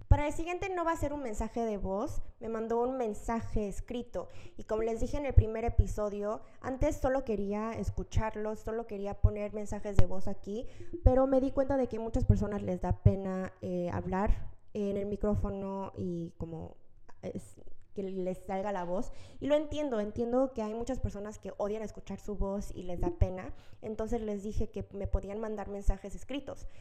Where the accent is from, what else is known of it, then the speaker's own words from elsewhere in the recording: Mexico; now in South Korea; yo crecí desde los tres meses de nacer en México